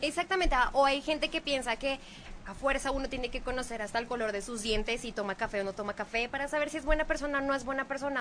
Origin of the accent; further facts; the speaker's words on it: Bogotá, Colombia; moved away; las mujeres más insípidas de Colombia somos las de Bogotá